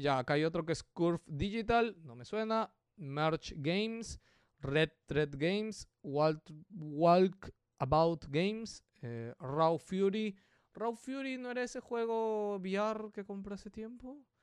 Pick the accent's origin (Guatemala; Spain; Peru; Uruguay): Peru; ¿de dónde eres? Perú